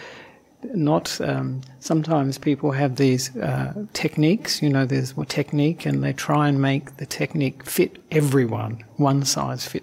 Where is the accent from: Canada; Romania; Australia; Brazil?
Australia; Perth, Western Australia; moved away as an adult; also born or lived in Sri Lanka; now in Melbourne, Australia; I am originally from Perth, so not from Melbourne.